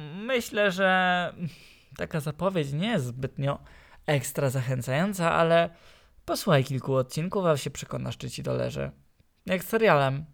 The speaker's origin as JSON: {"language": "Polish", "region": "Silesian Voivodeship", "country": "Poland", "accent": "Silesian", "said": "jestem Ślązakiem"}